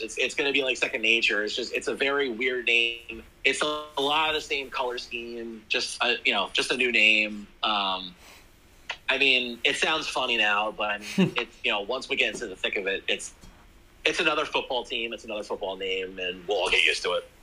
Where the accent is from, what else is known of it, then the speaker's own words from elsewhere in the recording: Jersey Shore, New Jersey, United States; I grew up in that area